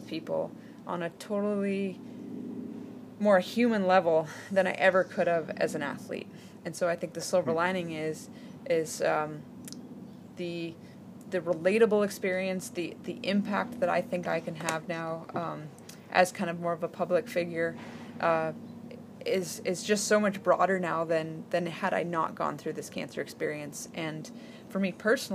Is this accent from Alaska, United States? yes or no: yes; Alaska, United States; I grew up in Alaska, where we did not spend a lot of time in open water